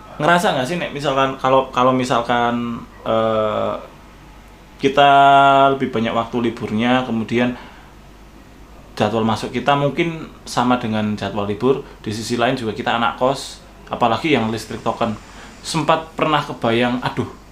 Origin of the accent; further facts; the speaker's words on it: Indonesia; accent: medok (Javanese-tinged); now in Jakarta, Indonesia; saya kan dari daerah gitu yeah. Iya. uh, terlebih lagi logat saya medok